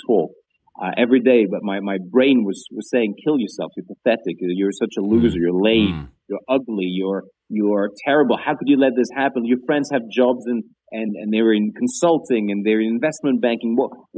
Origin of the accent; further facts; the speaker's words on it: Greece; moved away as an adult; also born or lived in Banbury, Oxfordshire, England; I grew up in Greece. And when I was 18, I left because there was no jobs. And I moved to England